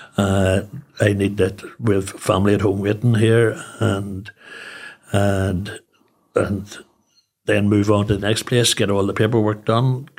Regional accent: Newry, Northern Ireland, United Kingdom; also born or lived in Belfast; I'm from Newry, obviously born and bred.

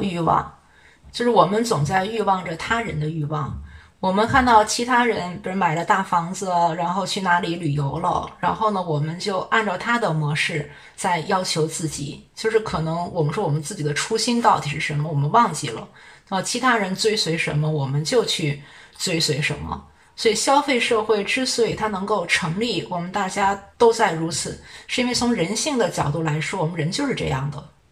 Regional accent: China; 我们中国人

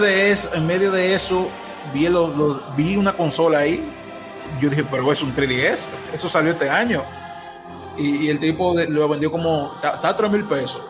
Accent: Dominican Republic; yo soy de Dominicana

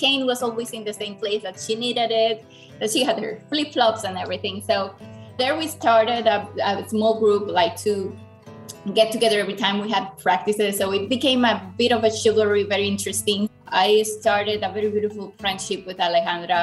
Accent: Dominican Republic; I am from the Dominican Republic.

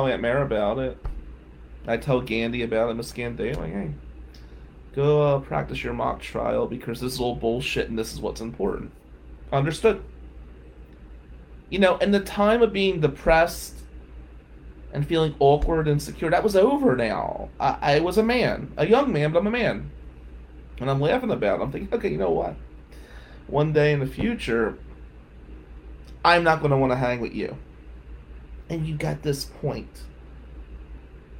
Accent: Atlantic City, New Jersey, United States; we're white from Atlantic City

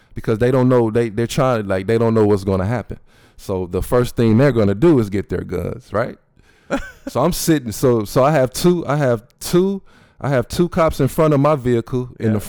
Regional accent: Flint, Michigan, United States; Yeah, it's in Flint.

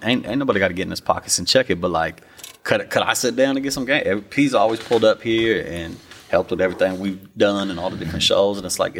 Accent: Sacramento, California, United States; I'm from Sacramento.

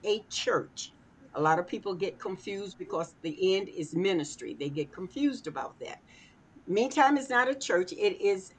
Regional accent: Arkansas, United States; moved away; I was born in Arkansas, moved here many years ago

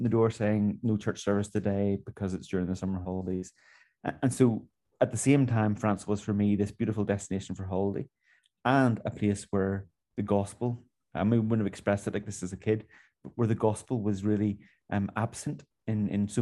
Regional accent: Northern Ireland, United Kingdom; moved away; originally, as you probably tell from my accent, from Northern Ireland

